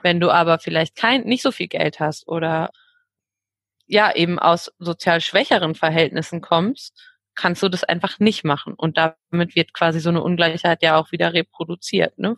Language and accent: German; Ruhr area, North Rhine-Westphalia, Germany; ich komme aus dem Ruhrgebiet